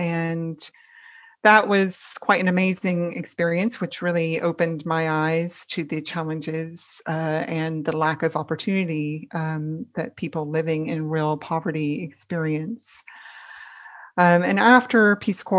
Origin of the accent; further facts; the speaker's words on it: Kentucky, United States; moved away as an adult; also born or lived in El Salvador; I grew up in Kentucky, and my dad was a professor of history and politics